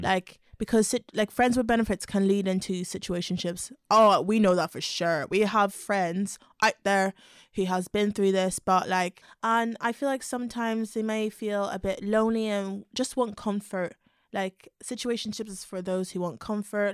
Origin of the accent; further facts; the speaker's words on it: Belfast, Northern Ireland, United Kingdom; moved away; also born or lived in London; I'm from a little town called Belfast in Northern Ireland.